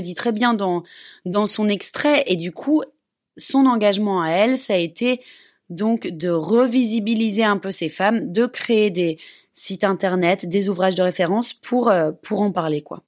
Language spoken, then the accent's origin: French; Belgium; moved away; je suis belge